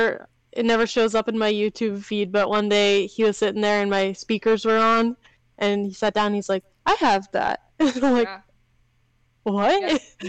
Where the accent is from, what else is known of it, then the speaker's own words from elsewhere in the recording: Alberta, Canada; now in Massachusetts, United States; I mean, Massachusetts, but I'm originally from Alberta, Canada.